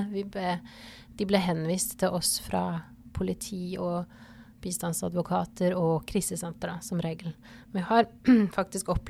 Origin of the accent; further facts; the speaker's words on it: Porsgrunn, Telemark, Norway; moved away as an adult; also born or lived in Ålesund / Bergen; now in Fidjåsen, Norway; man kan jo høre på dialekta at jeg ikke er herfra. Jeg er fra Porsgrunn, men jeg har bodd altså jeg tror det ble totalt 18 år på Vestlandet.